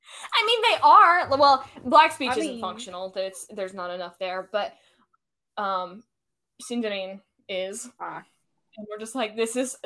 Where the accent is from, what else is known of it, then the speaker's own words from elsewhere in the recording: United States; Not my American self.